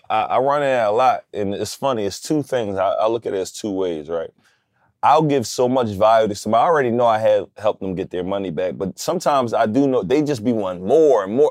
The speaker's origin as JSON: {"language": "English", "town": "Philadelphia", "region": "Pennsylvania", "country": "United States", "tie": "born or raised there", "said": "I'm from West Philly."}